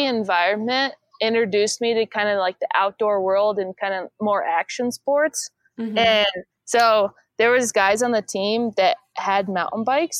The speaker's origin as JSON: {"language": "English", "region": "Iowa", "country": "United States", "tie": "born or raised there", "moved": "as an adult", "said": "I moved back to my home in Iowa, my hometown in Iowa"}